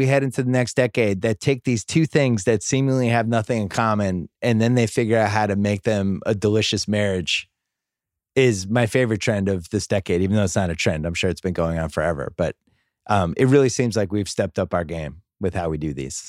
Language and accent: English; Florida, United States; I live in Florida. I grew up in Florida.